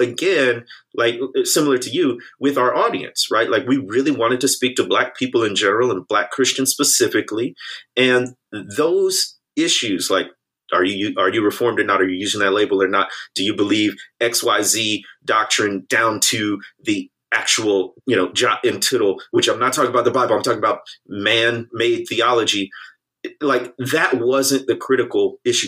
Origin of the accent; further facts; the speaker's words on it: United States; somebody born and raised in the United States